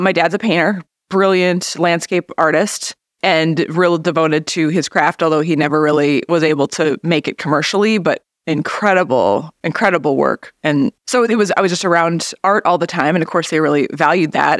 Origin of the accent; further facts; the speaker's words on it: Grand Marais, Minnesota, United States; I was about seven at the time, so I feel like I grew up in Grand Marais.